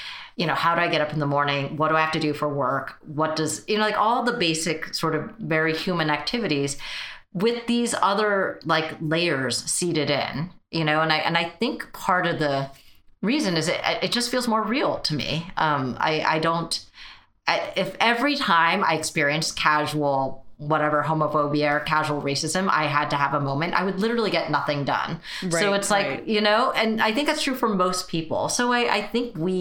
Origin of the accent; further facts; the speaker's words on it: United States; first language Mandarin; English is a second language; I was technically born here, but we only spoke Mandarin at home